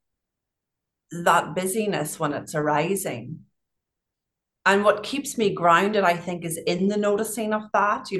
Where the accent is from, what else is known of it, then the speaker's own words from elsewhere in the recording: Northern Ireland, United Kingdom; moved away; I grew up in Northern Ireland